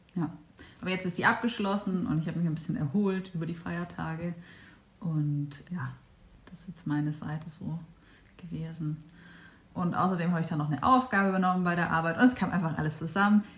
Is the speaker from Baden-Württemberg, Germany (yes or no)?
yes; Stuttgart region, Baden-Württemberg, Germany; Und wir sind ja hier in Stuttgart und äh, ich komme auch aus der Region